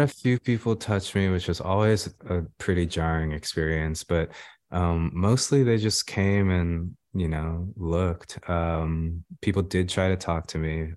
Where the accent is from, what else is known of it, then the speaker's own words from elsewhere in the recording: Los Angeles, California, United States; growing up in South Central Los Angeles